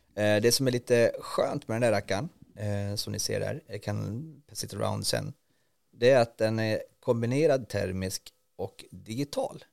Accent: Norrland, Sweden; uppe på, eh, i Norrland där jag kommer ifrån

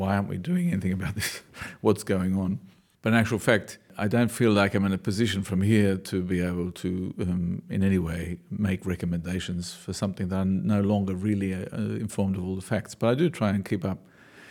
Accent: Australia; I know I'm an Australian when I mumble, people always tell me, or I know Australians know I'm an Australian when occasionally my vowels bend

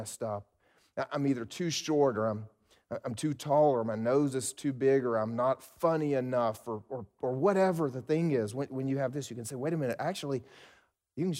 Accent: South Carolina, United States; I was raised in South Carolina, and we South Carolinians are some proud people.

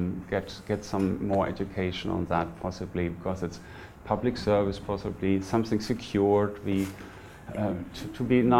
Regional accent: Lower Rhine Valley, North Rhine-Westphalia, Germany; moved away; I'm from Germany. I'm born in the Lower Rhine Valley, which is about 50 kilometers from the Dutch border

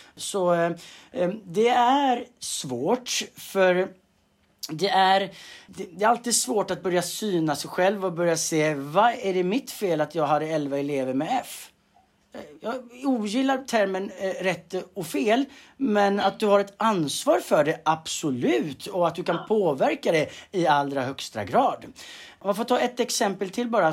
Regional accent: Tjörn, Västra Götaland, Sweden; moved away as an adult; now in Stockholm, Sweden; född och uppvuxen på, på Tjörn eh, på västkusten.

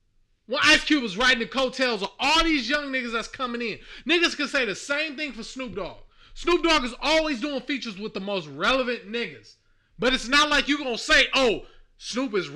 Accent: the West, United States; I'm from the West

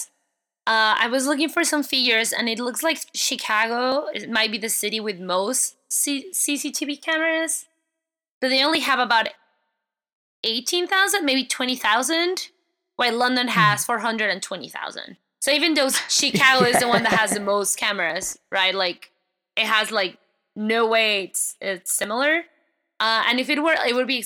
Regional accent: Mexico; English is a second language; now in United States; I'm also from Mexico

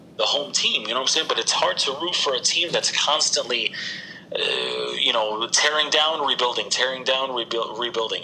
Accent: Sunrise, Florida, United States; also born or lived in New Jersey; I grew up in Sunrise. Like this is my hood, Sunrise, Florida, right here

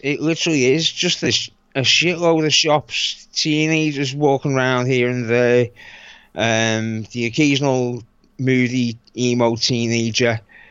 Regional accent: England, United Kingdom; I'm English.

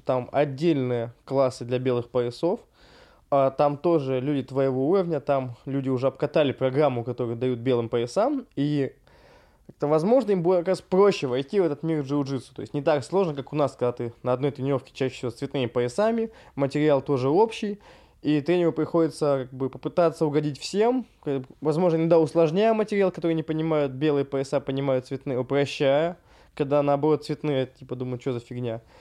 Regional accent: Russia

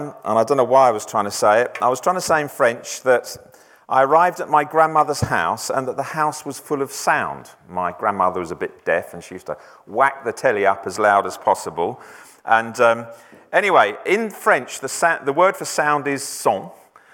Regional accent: Essex, East of England, United Kingdom; now in France; I feel a bit of a fraud saying I come from France because I really come from Essex.

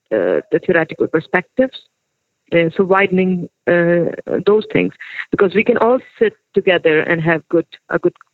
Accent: Pakistan; and I was from Pakistan.

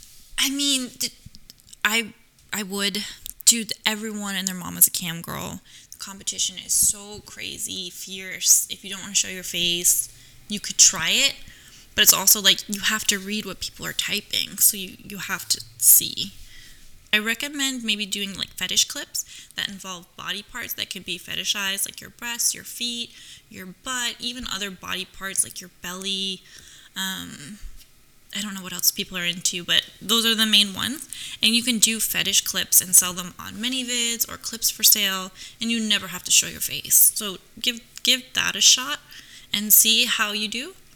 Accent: New York, United States; now in Los Angeles, United States; But I'm from New York and I understand the men there.

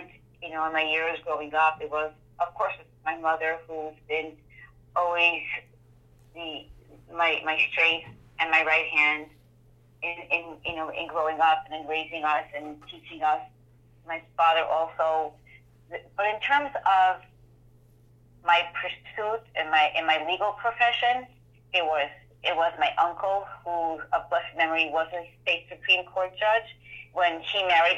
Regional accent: New York City, New York, United States; I grew up in the Borough Park section of Brooklyn

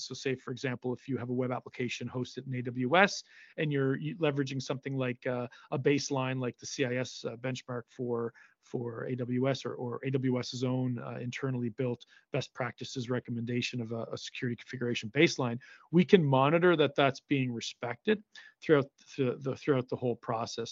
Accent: Cape Breton, Nova Scotia, Canada; my hometown here in Cape Breton

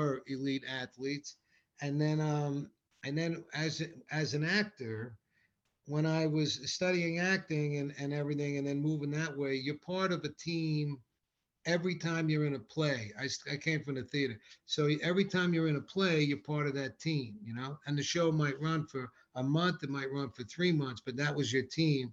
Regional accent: Rockland County, New York, United States; I love growing up in Rockland County

